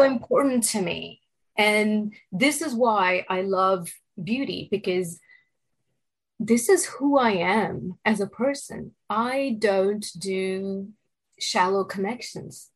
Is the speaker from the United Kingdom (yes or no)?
no; India; moved away as an adult; now in New York City, United States; I was born and raised in India